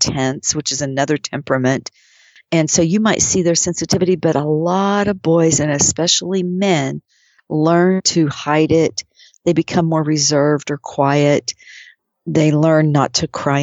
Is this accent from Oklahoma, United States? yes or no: yes; Oklahoma, United States; I grew up in Oklahoma